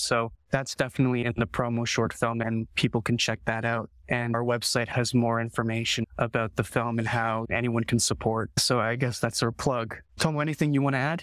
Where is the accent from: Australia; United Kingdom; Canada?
Canada; I was born and raised in Canada